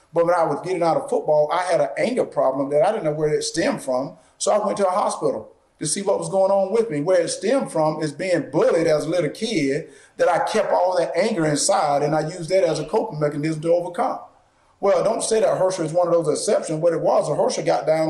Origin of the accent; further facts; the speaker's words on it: the South, United States; I grew up in the South